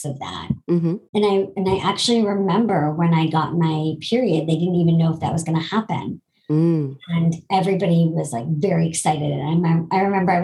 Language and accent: English; Boston, Massachusetts, United States; also born or lived in New York; I'm originally from Boston